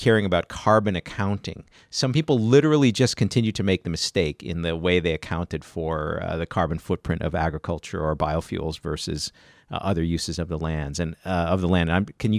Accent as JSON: {"language": "English", "region": "Iowa", "country": "United States", "tie": "born or raised there", "said": "So I grew up in Iowa"}